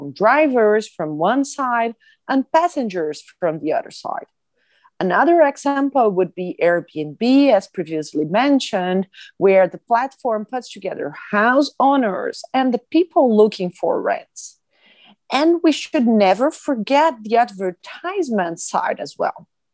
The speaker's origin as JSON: {"language": "English", "country": "Brazil", "said": "from the University of Brasilia in Brazil"}